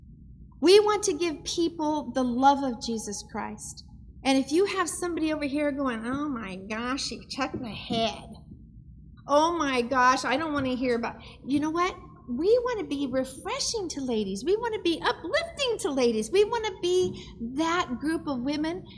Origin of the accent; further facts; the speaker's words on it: Idaho, United States; I'm from Idaho, so we have trees and trucks